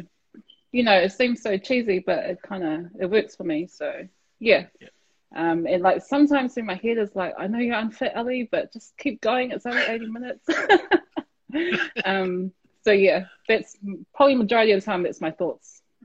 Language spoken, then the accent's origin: English; Petone, Wellington, New Zealand; We grew up in Petone as well, so for me, Petone was always home.